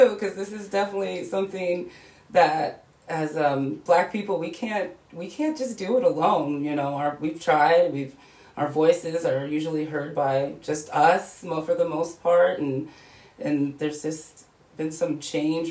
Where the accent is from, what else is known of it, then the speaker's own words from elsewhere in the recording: Denver, Colorado, United States; growing up in Denver